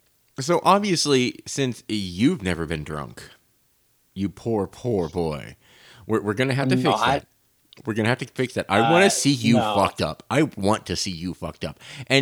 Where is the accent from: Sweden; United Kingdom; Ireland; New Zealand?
Ireland; And see, now, I'm Irish.